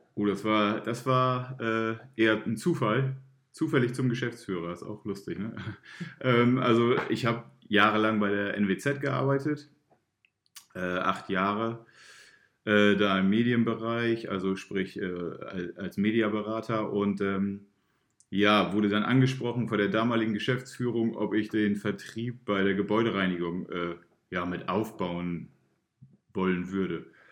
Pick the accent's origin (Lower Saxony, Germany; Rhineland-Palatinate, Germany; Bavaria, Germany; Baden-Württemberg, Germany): Lower Saxony, Germany; Emden; moved away as an adult; also born or lived in Göttingen; now in Oldenburg, Germany; ich bin ja ähm, kein gebürtiger Oldenburger. Ich komme ja aus Emden. Äh, habe da auch mein Abitur gemacht damals